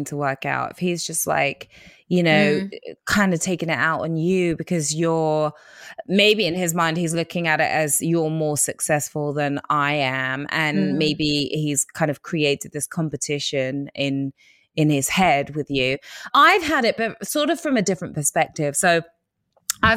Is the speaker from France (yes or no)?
no; England, United Kingdom; accent: English; my English accent